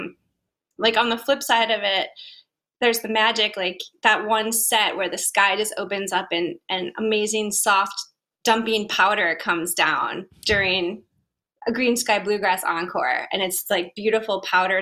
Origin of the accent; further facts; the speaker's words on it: Buffalo, New York, United States; my hometown where I grew up, a mile from the house I grew up in.